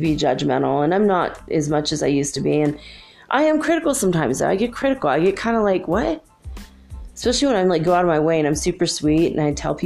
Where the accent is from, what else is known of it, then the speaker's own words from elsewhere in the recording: Minnesota, United States; moved away; also born or lived in Detroit; where I grew up in Minnesota